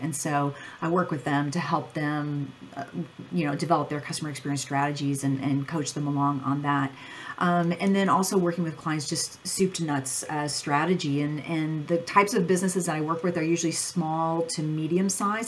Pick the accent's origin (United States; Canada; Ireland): United States; Ohio; I grew up on a farm in Ohio